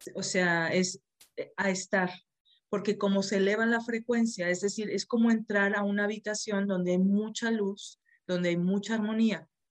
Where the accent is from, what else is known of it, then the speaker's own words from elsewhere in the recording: Monterrey, Nuevo León, Mexico; now in Saltillo, Mexico; yo soy de Monterrey, vivo en Saltillo.